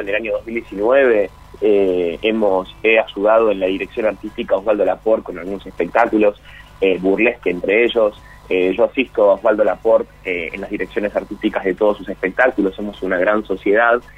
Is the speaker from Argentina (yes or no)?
yes; Argentina; Yo soy, bueno, argentino, vivo en esta, en esta sociedad maravillosa